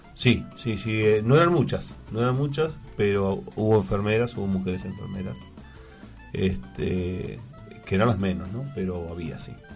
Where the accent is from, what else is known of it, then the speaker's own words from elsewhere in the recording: Argentina; como argentino y como veterano de guerra